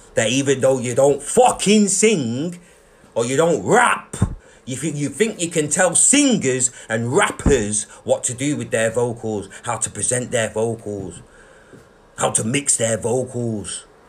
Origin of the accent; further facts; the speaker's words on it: Manchester, North West England, United Kingdom; We're from Manchester.